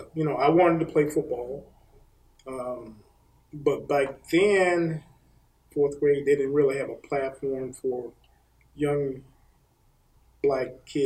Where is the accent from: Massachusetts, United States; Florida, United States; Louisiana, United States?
Florida, United States; Bartow; I grew up in Central Florida, a little town called Bartow.